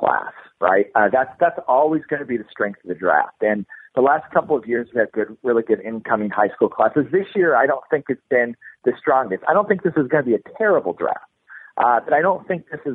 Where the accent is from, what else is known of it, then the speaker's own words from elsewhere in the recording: Kansas City, United States; I grew up in Kansas City